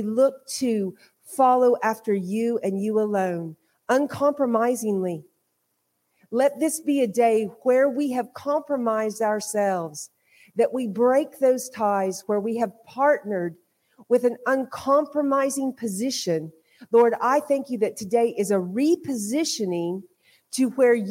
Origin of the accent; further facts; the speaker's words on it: Hominy, Oklahoma, United States; moved away as an adult; also born or lived in Guatemala / Kansas / Dublin, Ireland; now in County Kerry, Ireland; I was born and raised in Oklahoma.